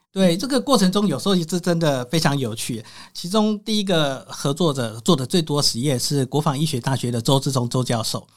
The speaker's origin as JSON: {"language": "Chinese", "town": "Guanxi", "region": "Hsinchu County", "country": "Taiwan", "tie": "born or raised there", "said": "我是来自农村嘛，我的父母都是，呃，农民。比如说小时候我们是种茶，种稻出生的，嗯，那务农都关系嘛，很，对，哈。在新竹关系就是乡下，丘陵地"}